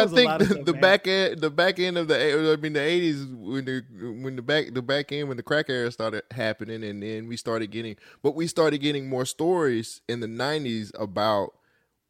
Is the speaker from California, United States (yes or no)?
yes; Bay Area, California, United States; I grew up in the Bay Area